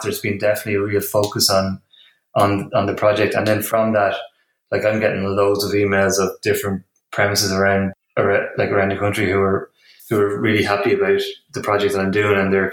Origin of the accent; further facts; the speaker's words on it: Midlands, Ireland; moved away as an adult; also born or lived in Sligo; now in Dublin, Ireland; I grew up in the Midlands.